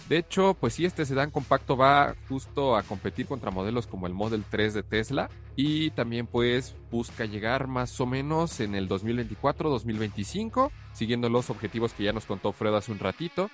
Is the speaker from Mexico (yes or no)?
yes; near Toluca, State of Mexico, Mexico; aquí en Toluca, en el Estado de México, casi casi en mi pueblo